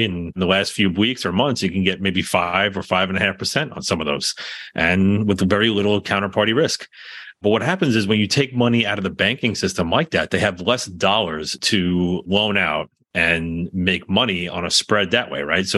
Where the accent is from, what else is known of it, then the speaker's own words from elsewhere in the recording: New York, United States; being a New Yorker